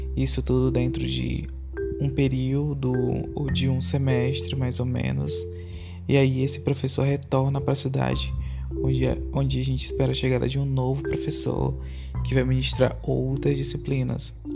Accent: Tarauacá, Acre, Brazil; Na minha cidade natal também, Tarabacá, que fica a 500 quilômetros da capital Rio Branco, no estado do Acre

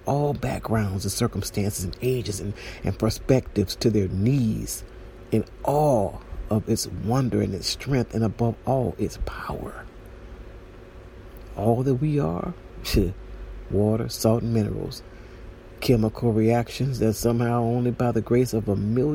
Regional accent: San Juan, Puerto Rico; I use the sea often because I'm from San Juan

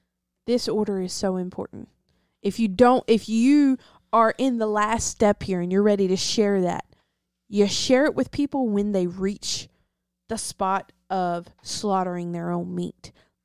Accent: the South, United States; I'm from the South, so, like, we had to translate in between people sometimes because I understand the English accent, and she understand the Deep South.

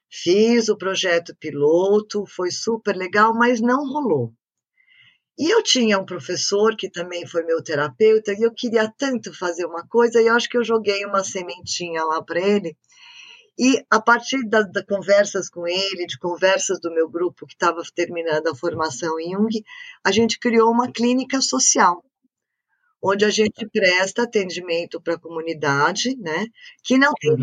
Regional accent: São Paulo, Brazil; first language French; a gente é Paulistana a gente não tem praia

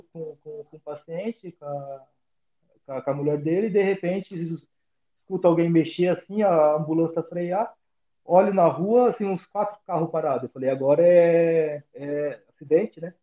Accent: São José do Rio Preto, São Paulo, Brazil; moved away as an adult; also born or lived in Buenos Aires, Argentina / Jaú, São Paulo; a cidade natal é São José do Rio Preto.

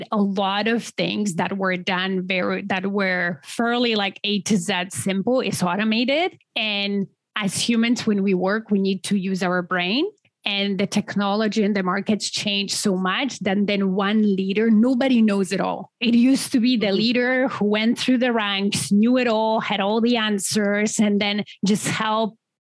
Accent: Poland; moved away as an adult; now in Canada; originally I'm from Poland.

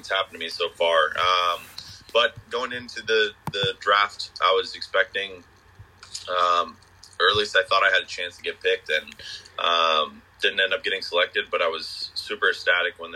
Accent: Bangor, Maine, United States; I'm a local kid. I grew up in the Bangor, Maine area

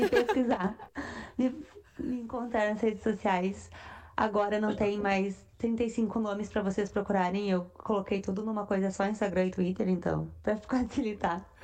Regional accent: Rio Grande do Sul, Brazil; somos gaúchos

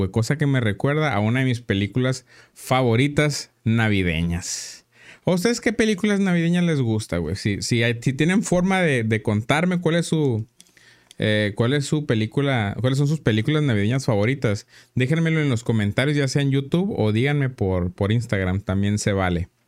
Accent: Mexico; Porque somos mexicanos, güey

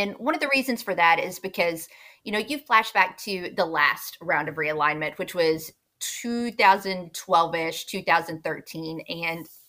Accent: Jonesboro, Arkansas, United States; I'm from Jonesboro.

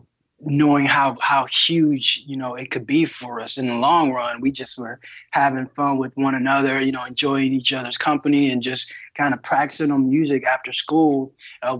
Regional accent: Detroit, Michigan, United States; I'm from Detroit, Michigan, born and raised

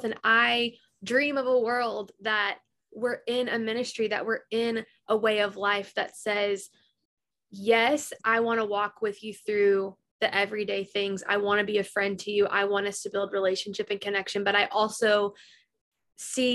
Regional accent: the South, United States; we grew up in the South

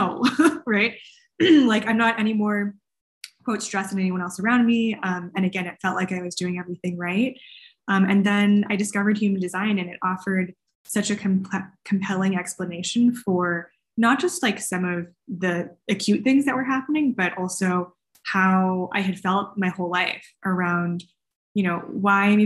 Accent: California, United States; I grew up in California. My parents are Chinese American immigrants

